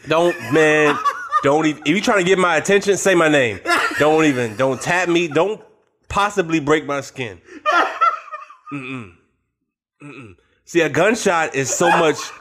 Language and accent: English; Richmond, Virginia, United States; I'm from Richmond.